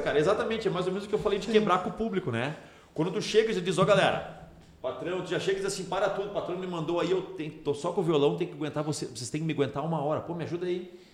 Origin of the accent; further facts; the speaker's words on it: Novo Hamburgo, Rio Grande do Sul, Brazil; eu sou de Novo Hamburgo